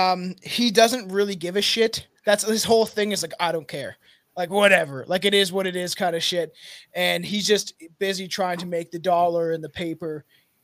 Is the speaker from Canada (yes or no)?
yes; Canada; I'm from Canada